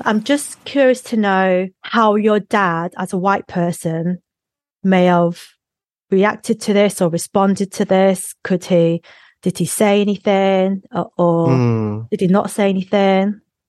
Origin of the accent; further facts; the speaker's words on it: Macclesfield, North West England, United Kingdom; first language Cantonese; English is a second language; I grew up in Macclesfield, and it was just the whitest, whitest community.